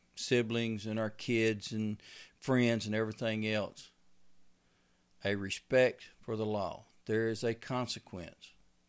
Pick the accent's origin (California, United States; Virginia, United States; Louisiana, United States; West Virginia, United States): Louisiana, United States; now in Texas, United States; Because when I come from Louisiana, there was no, you didn't pay to hunt on a lease.